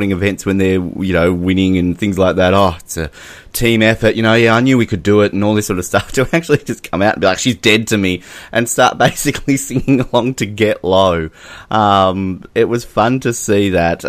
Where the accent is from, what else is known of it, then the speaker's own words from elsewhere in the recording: Australia; we're Australian.